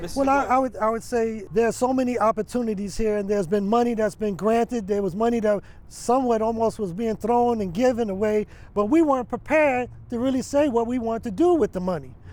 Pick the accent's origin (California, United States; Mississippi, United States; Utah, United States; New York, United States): New York, United States; New York City; now in Las Vegas, United States; Even though I grew up in New York City, I'm a Harlemite